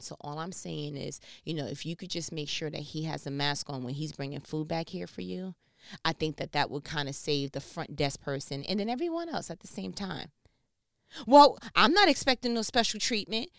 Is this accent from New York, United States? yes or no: yes; New York, United States; I'm from New York